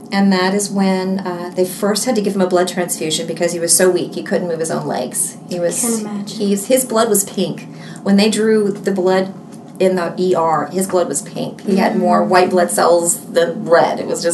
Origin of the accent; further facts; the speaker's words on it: Alabama, United States; moved away as an adult; also born or lived in Mississippi; now in Houston, United States; I was born in Mississippi, but I didn't live there long. Okay. I'm from Alabama and have lived in Texas, the Houston area, for 20 years.